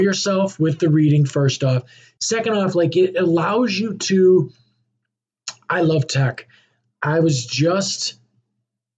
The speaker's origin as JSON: {"language": "English", "country": "United States"}